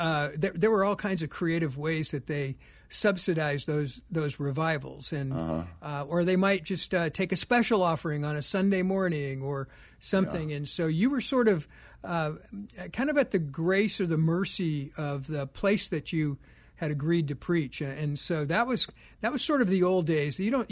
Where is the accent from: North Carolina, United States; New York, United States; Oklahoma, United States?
Oklahoma, United States; now in Scottsdale, Arizona, United States; Born in Oklahoma, mm-hmm. and my parents were from there, and my father was an Assembly of God minister.